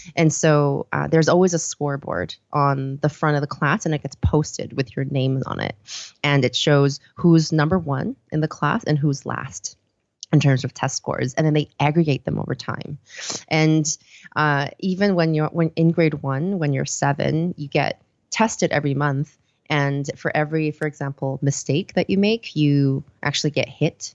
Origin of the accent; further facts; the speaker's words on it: Vancouver, British Columbia, Canada; also born or lived in Seoul, South Korea / Copenhagen, Denmark; I was born in Seoul, uh, South Korea, uh, and then when I was around, um, I did grade school there until I was around, uh, seven, and then we moved over, uh, to Vancouver, um, after that. And, um, we, I went to school and finished stuff off there